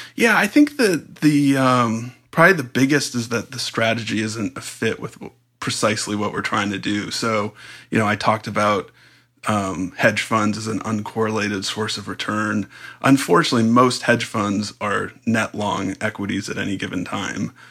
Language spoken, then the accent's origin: English; San Diego, California, United States; I grew up in San Diego.